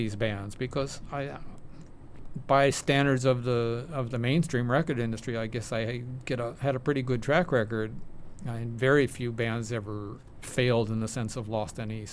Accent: Detroit, Michigan, United States; moved away; as a teenager growing up in Detroit

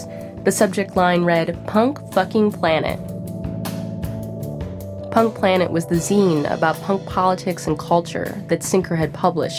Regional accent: Chicago, Illinois, United States; now in East Coast, United States; As a Chicagoan living on the East Coast

